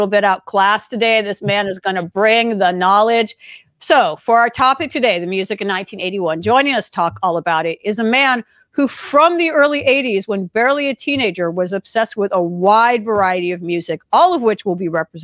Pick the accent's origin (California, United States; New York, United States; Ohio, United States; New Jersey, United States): California, United States; Los Angeles; where I grew up in Los Angeles